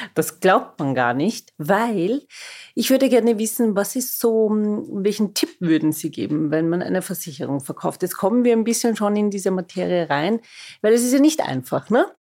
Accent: Vienna, Austria; Ich bin waschechte Wienerin, das behaupte ich zumindest. Viele sehen das nicht so.

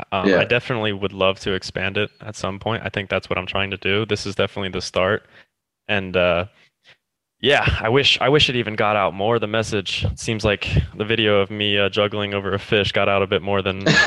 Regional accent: United States; moved away; also born or lived in England; just because I'm American or I'm not European

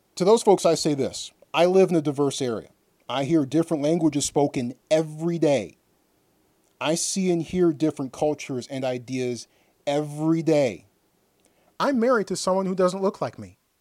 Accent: United States; I'm an American

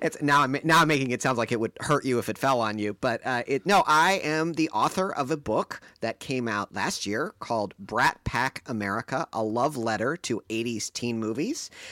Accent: outside Detroit, Michigan, United States; also born or lived in Ann Arbor, Michigan; growing up outside Detroit

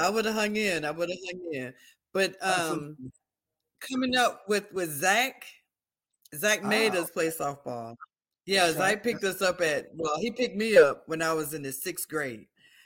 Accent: Delray Beach, Florida, United States; born or raised there

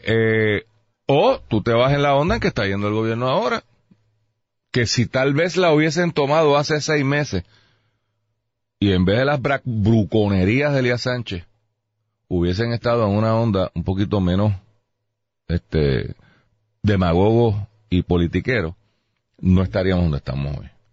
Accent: Puerto Rico; Yo soy boricua

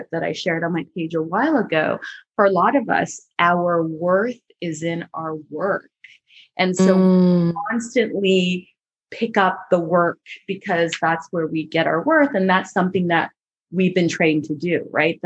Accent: Barbados; we're from the same place, right? From Barbados.

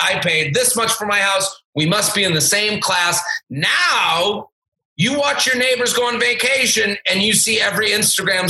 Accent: Needham, Massachusetts, United States; Outside of Boston, about a town called Needham, which is like 20 minutes outside of the city

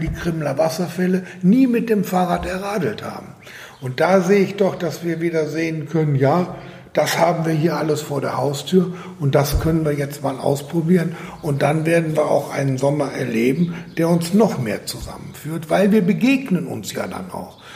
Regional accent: Germany; now in Austria; ich als Deutscher

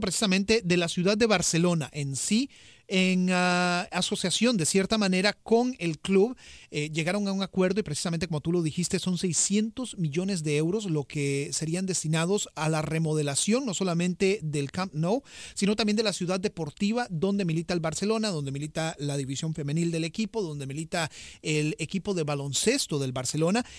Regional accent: Costa Rica; yo como costarricense

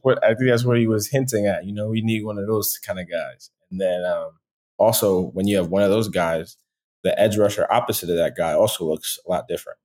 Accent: Philadelphia, Pennsylvania, United States; moved away as an adult; also born or lived in Boston; now in Atlanta, United States; I'm from Philadelphia originally

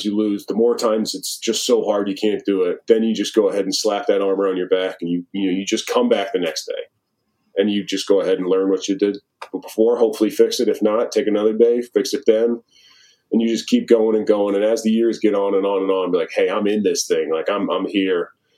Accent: Wisconsin, United States; but like I grew up in Wisconsin watching how they work, watching how they get after it, how they play.

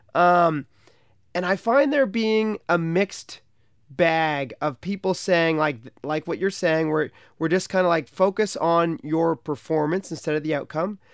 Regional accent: Canada; in my hometown on the Ottawa

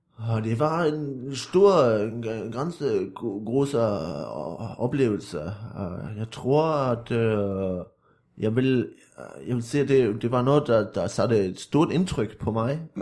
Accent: Viborg, Central Denmark Region, Denmark; jeg er vokset op øh, i en lille by uden for Viborg

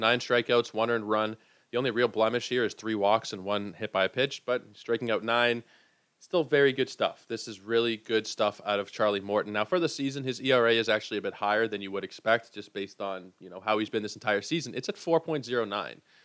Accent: Toronto, Ontario, Canada; Growing up in Toronto

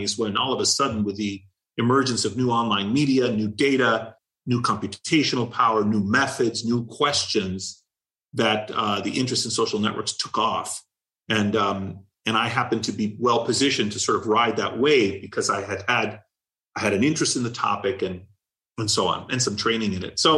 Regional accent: Washington, District of Columbia, United States; moved away as an adult; I grew up in Washington, D.C.

